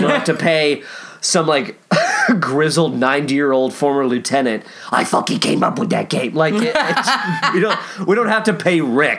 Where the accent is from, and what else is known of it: Kentucky, United States; born or raised there